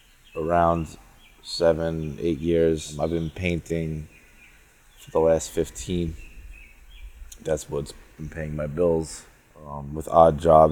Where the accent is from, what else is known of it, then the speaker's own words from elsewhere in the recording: Long Island, New York, United States; also born or lived in Brooklyn; I live in Brooklyn for the last 8 or so years. I grew up on Long Island. That's why I sound like this. I say all those words you want to hear. Dog, coffee, talk, etc.